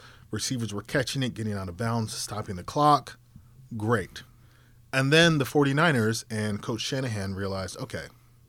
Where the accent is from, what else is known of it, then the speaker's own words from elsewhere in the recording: Virginia, United States; Like, since I was a little kid growing up in Virginia, I've been a Washington fan.